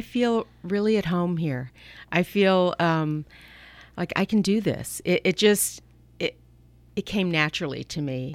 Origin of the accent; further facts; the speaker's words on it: Atlanta, Georgia, United States; now in Napa Valley, United States; I grew up in Atlanta, Georgia